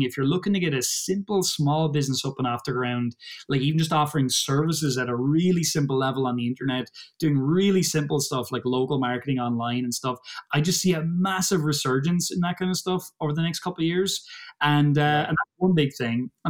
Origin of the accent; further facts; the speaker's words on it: Ireland; I'm from Ireland. I ain't no Brit.